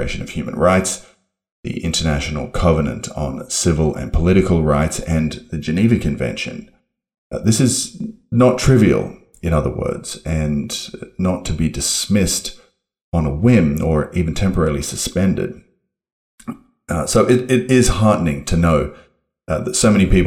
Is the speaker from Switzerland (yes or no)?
no; Australia; moved away; my home country and your sometimes other country, that being Australia